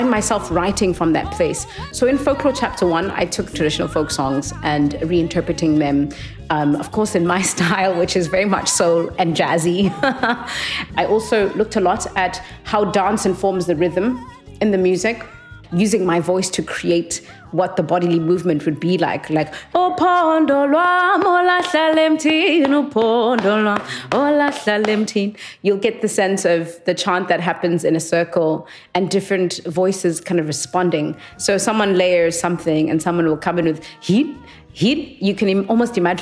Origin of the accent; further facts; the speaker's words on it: Transkei, Eastern Cape, South Africa; I grew up in a homeland in apartheid called the Transkei.